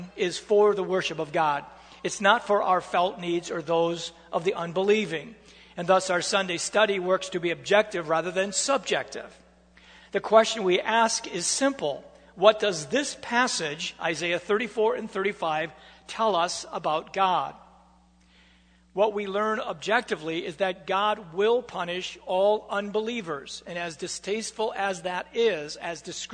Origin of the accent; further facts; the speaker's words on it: United States; as Americans, we are proud of the fact that we get to choose our government leaders